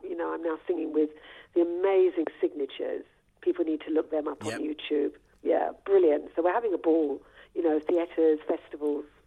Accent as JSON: {"language": "English", "region": "London", "country": "United Kingdom", "said": "I'm a London girl."}